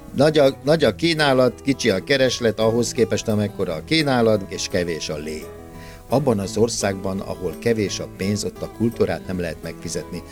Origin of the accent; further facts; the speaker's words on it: Hungary; Egy olyan országba születtünk